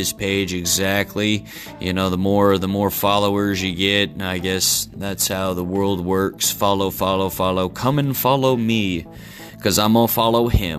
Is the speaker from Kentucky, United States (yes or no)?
yes; Kentucky, United States; also born or lived in Texas / Florida / Ohio; now in Virginia, United States; I'm originally from Kentucky, currently residing in the state of Virginia